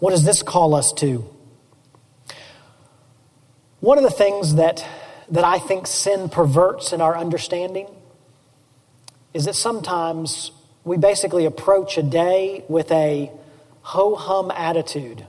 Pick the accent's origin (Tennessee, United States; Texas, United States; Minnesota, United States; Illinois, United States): Tennessee, United States; Memphis; I grew up in East Memphis